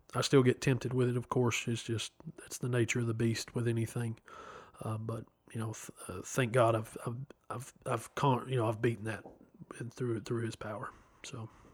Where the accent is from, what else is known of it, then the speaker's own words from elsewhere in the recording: Chattanooga, Tennessee, United States; I'm from Chattanooga, Tennessee born April 16th, 1986.